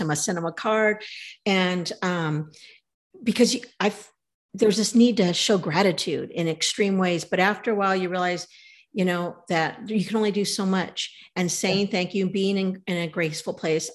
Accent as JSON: {"language": "English", "region": "California", "country": "United States", "said": "We're from California"}